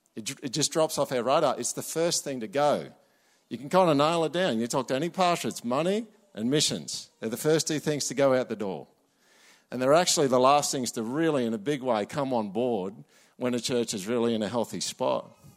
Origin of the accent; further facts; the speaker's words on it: Australia